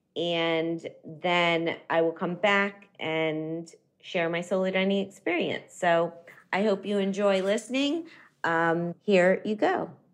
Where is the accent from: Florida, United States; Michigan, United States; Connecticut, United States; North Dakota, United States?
Florida, United States; Miami; now in New York City, United States; Miami, Florida, my hometown